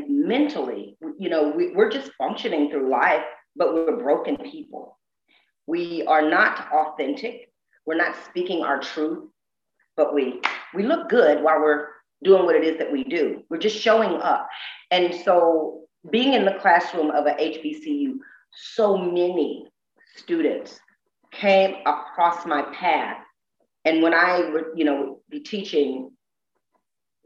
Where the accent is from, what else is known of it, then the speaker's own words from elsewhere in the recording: the South, United States; I'm so deep from the South.